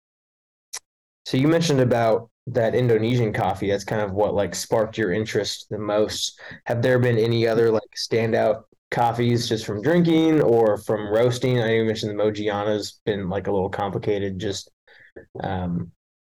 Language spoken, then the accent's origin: English; Dallas, Texas, United States; now in Marshall, United States; I'm from Dallas